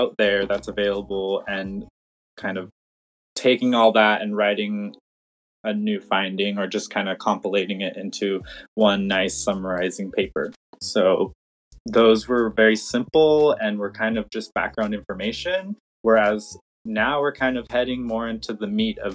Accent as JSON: {"language": "English", "town": "Los Angeles", "region": "California", "country": "United States", "tie": "born or raised there", "also_born_or_lived": "Humboldt County, California", "moved": "as an adult", "said": "I grew up in Los Angeles area and moved up to Humboldt County to go"}